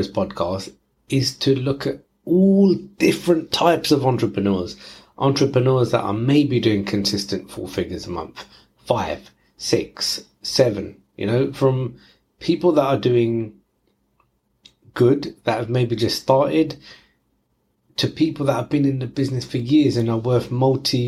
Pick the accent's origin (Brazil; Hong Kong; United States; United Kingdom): United Kingdom; London; I'm from East London, so that's where the lingo comes from.